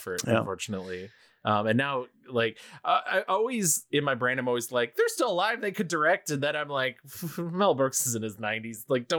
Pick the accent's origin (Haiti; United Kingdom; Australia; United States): United Kingdom; I'm British.